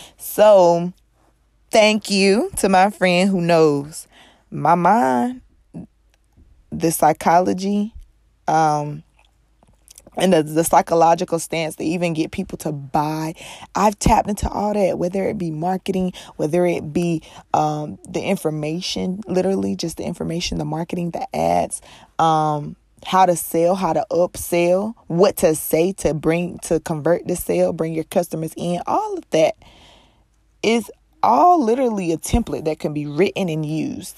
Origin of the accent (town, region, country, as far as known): North Carolina, United States; born or raised there; moved away